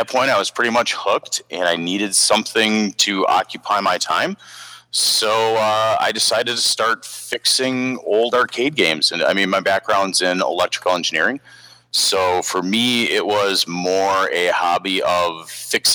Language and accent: English; Milwaukee, Wisconsin, United States; I am a Milwaukee native myself. Haven't really left